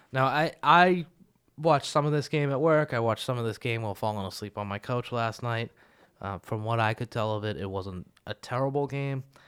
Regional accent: Boston, Massachusetts, United States; we're from Boston

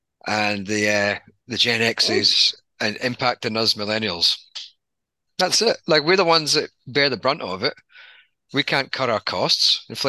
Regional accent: Scotland, United Kingdom; now in Australia; I'm Scottish

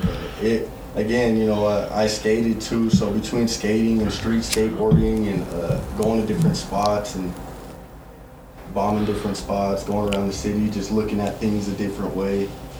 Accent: Thornton, Colorado, United States; I grew up in Adams County.

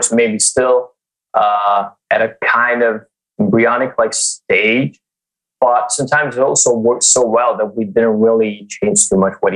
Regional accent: Italy; I'm from Italy

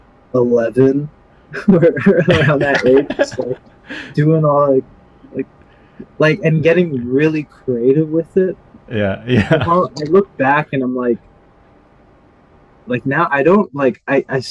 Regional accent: Surrey, British Columbia, Canada; I'm from Surrey, BC, the Vancouver area.

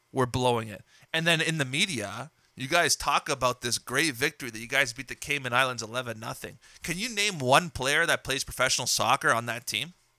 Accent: Trapani, Sicily, Italy; now in Canada; one of my hometown clubs, Trapani

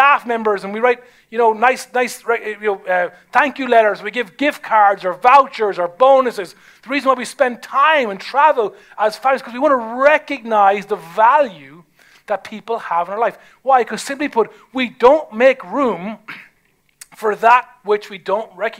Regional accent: Ireland; I'm Irish

